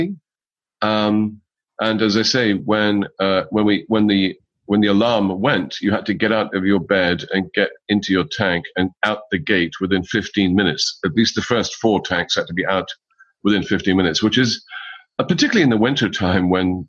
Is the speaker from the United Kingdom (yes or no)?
yes; Scotland, United Kingdom; moved away as an adult; also born or lived in Osnabrück, Germany; I'm a Scotsman. I'm very proud of that. I'm an army brat.